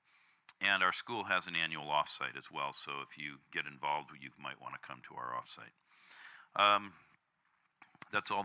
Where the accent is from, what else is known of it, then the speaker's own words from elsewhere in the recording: California, United States; I'm from California